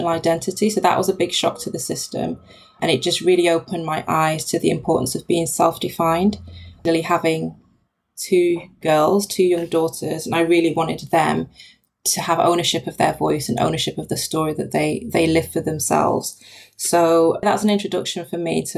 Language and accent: English; Nigeria; My dad's Nigerian. I was born in Nigeria. My mum's British Jamaican.